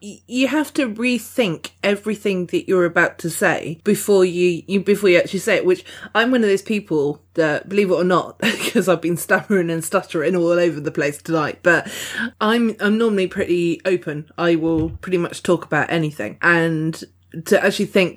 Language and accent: English; United Kingdom; being British